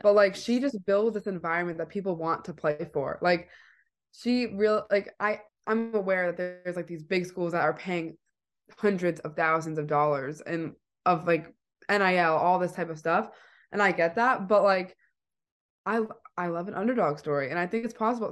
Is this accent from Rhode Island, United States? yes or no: yes; East Providence, Rhode Island, United States; I'm from East Providence